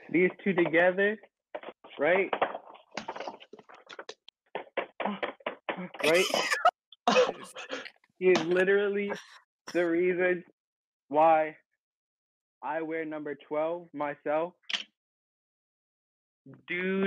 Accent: Baltimore, Maryland, United States; also born or lived in Lowell, Massachusetts; I moved to Baltimore. Although I've grown up and was raised in Baltimore

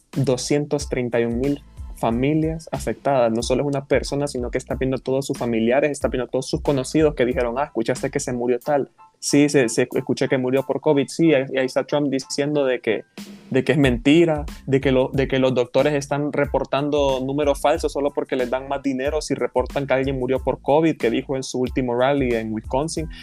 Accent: Honduras; somos nosotros los hondureños

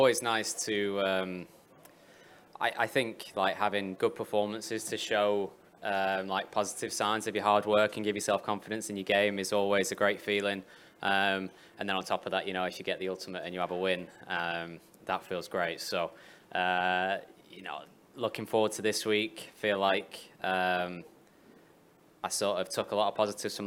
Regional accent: England, United Kingdom; now in Middle East; I'm from England.

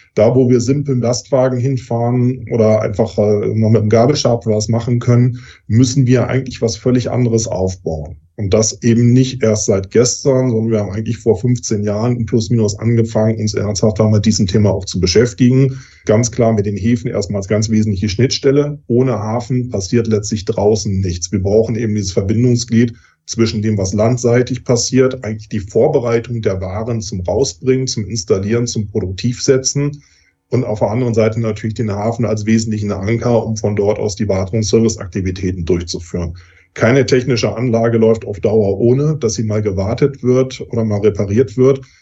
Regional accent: Germany; Bei uns in Deutschland

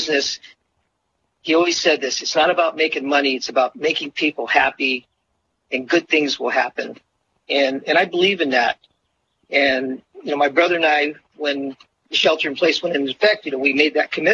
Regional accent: Monterey, California, United States; Growing up in Monterey, you know, with my brothers and all the locals that we became friends

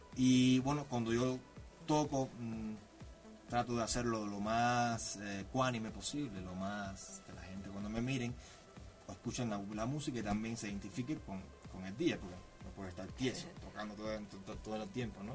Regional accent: Cuba; Yo soy cubano, soy de un pueblo de Cuba muy pequeño, pueblo de campo

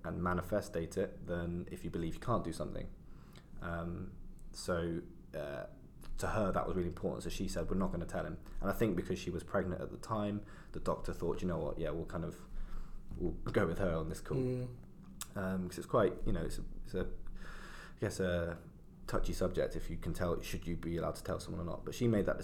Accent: London, United Kingdom; I kind of grew up in London, so I was born in Southeast London.

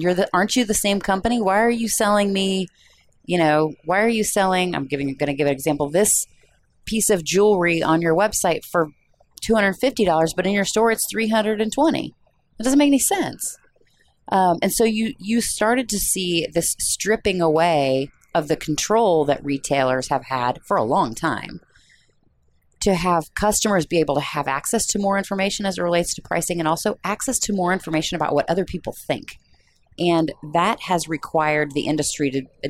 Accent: near Peoria, Illinois, United States; I grew up near Peoria, Illinois

